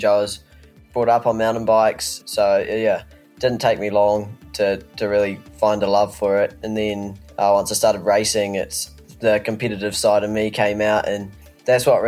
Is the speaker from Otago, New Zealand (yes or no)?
yes; Alexandra, Otago, New Zealand; my hometown